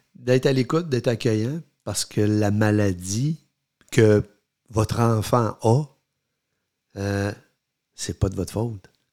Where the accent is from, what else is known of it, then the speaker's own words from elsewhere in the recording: Quebec City, Quebec, Canada; nous, on vient de Québec